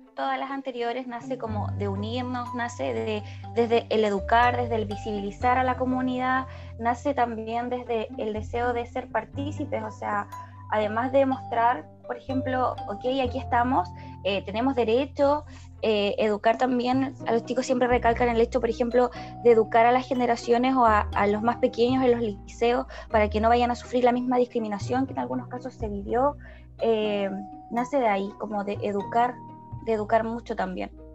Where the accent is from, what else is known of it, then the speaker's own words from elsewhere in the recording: Osorno, Los Lagos, Chile; Somos de Osorno